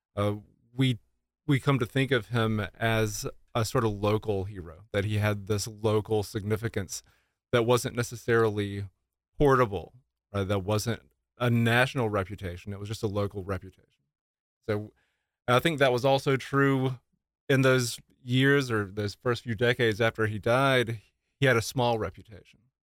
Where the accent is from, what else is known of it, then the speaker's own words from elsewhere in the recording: Florence, South Carolina, United States; having grown up here, I'm from Florence